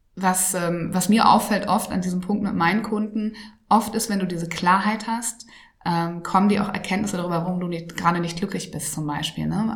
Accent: Schleswig-Holstein, Germany; ich komme ja aus Norddeutschland, also aus Schleswig-Holstein, ganz, ganz nah an Hamburg

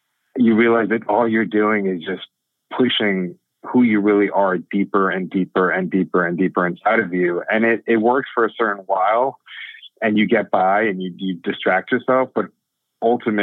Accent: Miami, Florida, United States; I was born and raised in Miami, grew up in a really close-knit Indian community

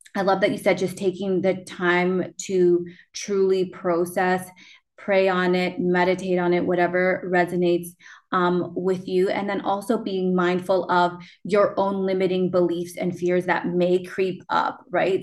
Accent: Canada; also born or lived in Peru; I was adopted from Peru and I moved to Canada and I refused to speak Spanish

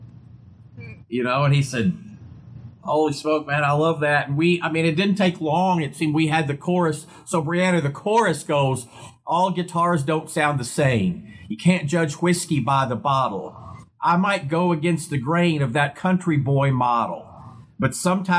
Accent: Portsmouth, Virginia, United States; I was born in Virginia, Portsmouth, Virginia, which was kind of near Virginia Beach, the coast there, that tidewater area it's called. And so when I was a kid, we had a store

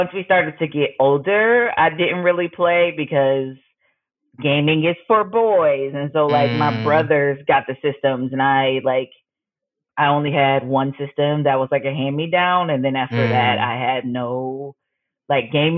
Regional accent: Buffalo, New York, United States; moved away as an adult; now in Massachusetts, United States; I'm originally from Buffalo, New York. So the city of snow

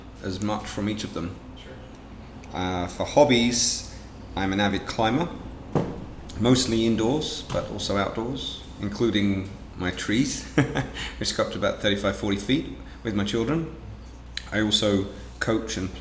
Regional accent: England, United Kingdom; moved away as an adult; also born or lived in France / London / Portland, Oregon; now in Seattle, United States; As you can probably tell from my accent, I'm not a native of West Seattle. I grew up originally in England.

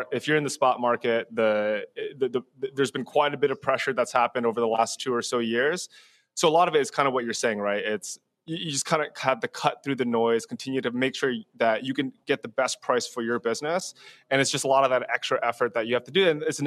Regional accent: New Jersey, United States; I grew up in New Jersey

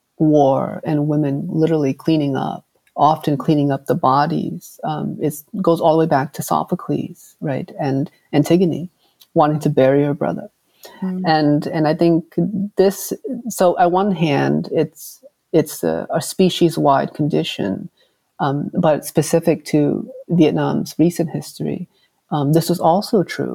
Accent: Hartford, Connecticut, United States; growing up in New England, working class, home of the Patriots, you know, the Whalers

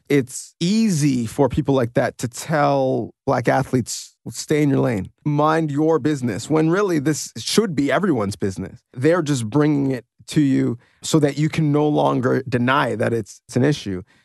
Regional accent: Canada; as a Canadian second generation or first generation immigrant

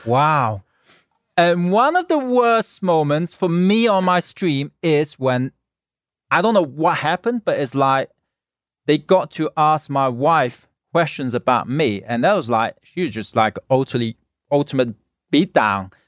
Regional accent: Hong Kong; now in Los Angeles, United States; born in Hong Kong, I grew up in Hong Kong

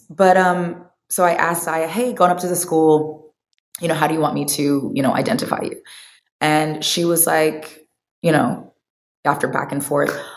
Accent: Omaha, Nebraska, United States; moved away; also born or lived in Bay Area; when we moved from Omaha, Nebraska uh, to the Bay Area, my mom was like, Yes, I've always raised you girls to have a world perspective and not a town perspective.

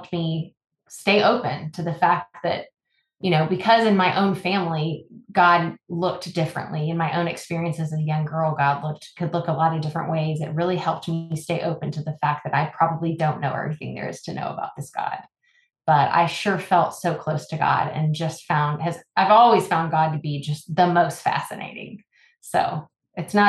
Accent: Midland, Texas, United States; I am also a girl from West Texas. I grew up in Midland and oil country

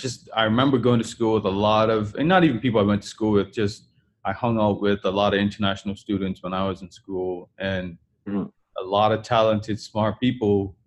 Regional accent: Bermuda; moved away; Growing up in Bermuda, it was the same way.

